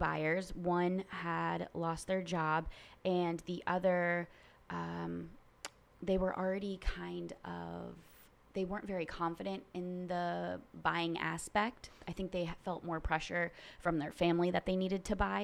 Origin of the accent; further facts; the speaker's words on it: Naples, Florida, United States; I am a seventh-generation Floridian. I actually was born and raised in Naples, so I am native to this area